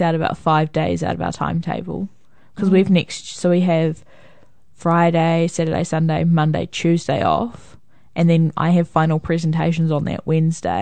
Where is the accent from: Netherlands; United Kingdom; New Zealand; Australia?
New Zealand; I'm from New Zealand